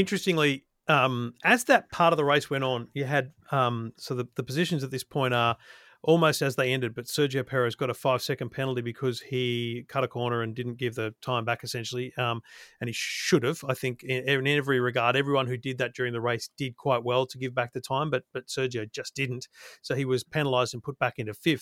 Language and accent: English; Australia